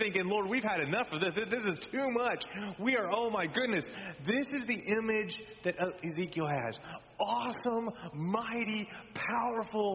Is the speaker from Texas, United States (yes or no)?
yes; Texas, United States; moved away; I grew up in Texas